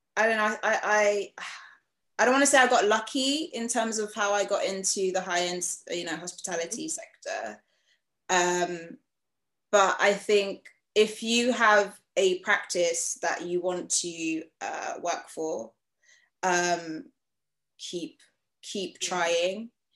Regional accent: Freetown, Western Area, Sierra Leone; also born or lived in The Gambia; now in United Kingdom; I'm from Freetown, Sierra Leone

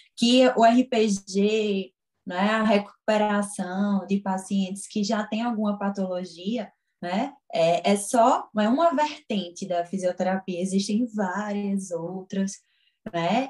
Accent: Garanhuns, Pernambuco, Brazil; moved away as an adult; now in Caruaru, Brazil; eu não sou daqui de Caruaru, que eu venho de Garanhões

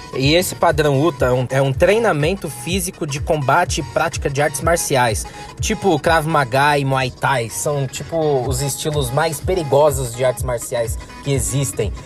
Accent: Brazil; aqui do Brasil, nosso querido país

